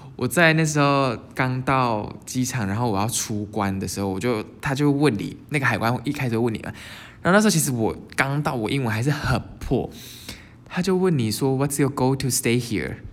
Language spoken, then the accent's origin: Chinese; Taiwan; 我们台湾人